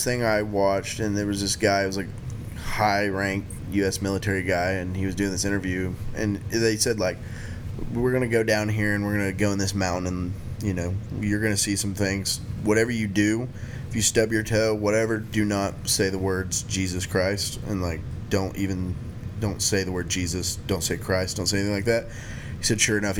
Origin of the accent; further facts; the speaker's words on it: Oklahoma, United States; I'm a redneck from Oklahoma